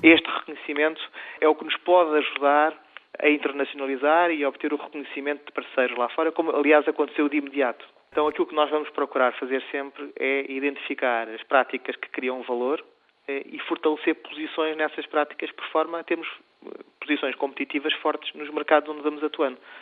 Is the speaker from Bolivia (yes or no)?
no; Portugal; also born or lived in Spain; eu sempre cresci eh, com a dicotomia de Portugal e Espanha, porque eu sou português e espanhol e, e cresci nisso